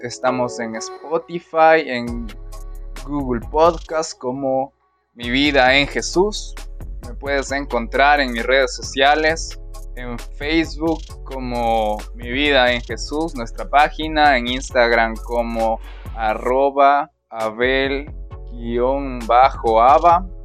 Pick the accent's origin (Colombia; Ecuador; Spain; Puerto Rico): Ecuador; Pastaza; soy de Ecuador, de la provincia de Pastaza